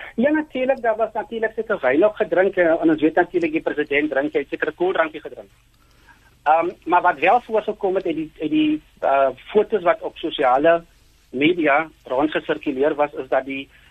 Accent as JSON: {"language": "Afrikaans", "country": "South Africa", "said": "ons as Suid-Afrikaners"}